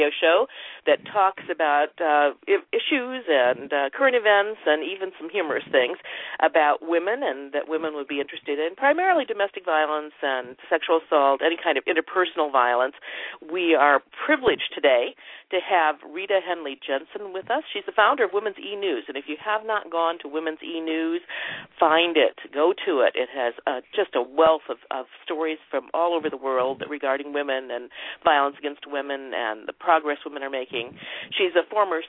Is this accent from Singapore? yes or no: no; Canada; I'm Canadian